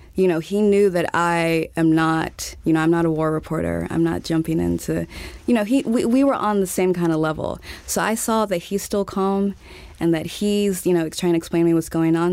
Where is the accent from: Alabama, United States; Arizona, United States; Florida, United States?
Alabama, United States; Montgomery; moved away as an adult; also born or lived in Texas / Uganda / Kenya / Nigeria; I was born in Texas and grew up in Alabama